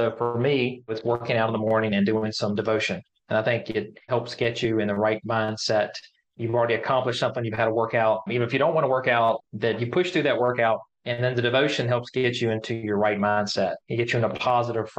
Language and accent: English; Alleghany County, Virginia, United States; the three of us know each other since we were kids and growing up in Allegheny County, Virginia. That's our county